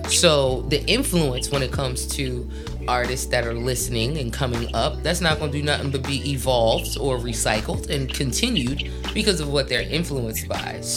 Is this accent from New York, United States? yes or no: no; New Jersey, United States; I'm from Jersey too.